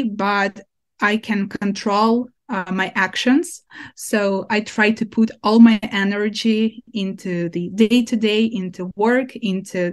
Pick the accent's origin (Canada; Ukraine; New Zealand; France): Ukraine; My hometown is occupied by Russians since April